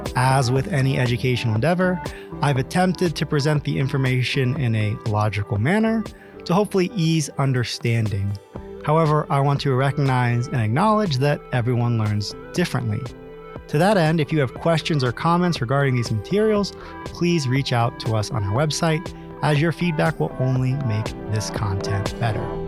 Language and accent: English; Ohio, United States; my home state of Ohio